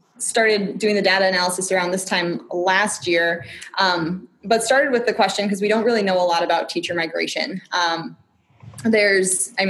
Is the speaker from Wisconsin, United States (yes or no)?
yes; southern Wisconsin, United States; moved away as an adult; also born or lived in Minnesota; now in Oregon, United States; I grew up in southern Wisconsin on a dairy farm